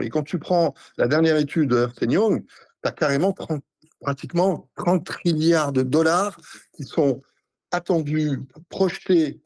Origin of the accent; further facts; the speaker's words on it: France; je suis français